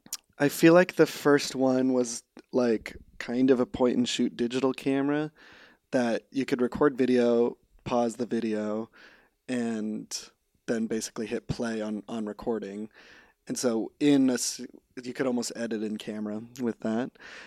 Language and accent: English; California, United States; so I grew up in Central California, just 3 hours north of LA, on a dairy farm.